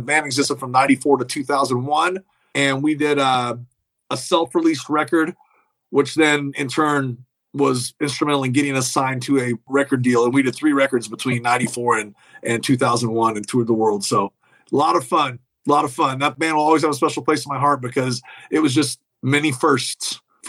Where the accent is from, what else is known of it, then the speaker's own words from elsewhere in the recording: Kansas, United States; also born or lived in Nashville / Los Angeles; I moved, relocated, even though I'm from Kansas, I was living in Nashville when this all went down.